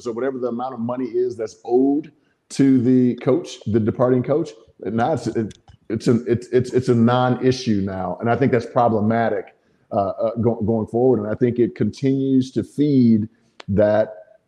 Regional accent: Midwest, United States; being a Midwestern boy

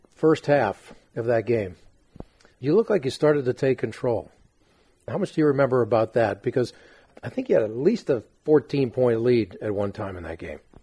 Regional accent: Los Angeles, California, United States; my hometown

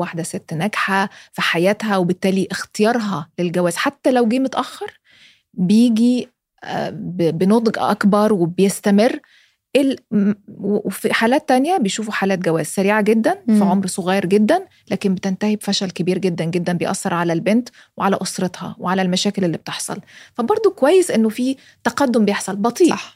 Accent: Egypt; انا مصريه

